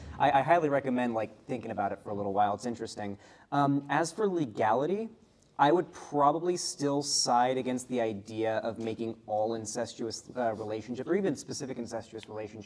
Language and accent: English; Florida, United States